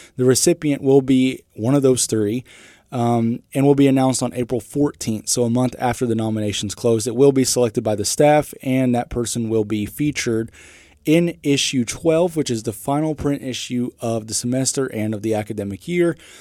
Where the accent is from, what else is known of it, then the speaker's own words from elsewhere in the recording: Carrollton, Texas, United States; moved away as an adult; now in North Newton, United States; I'm originally from Carrollton, Texas, which is a suburb just north of Dallas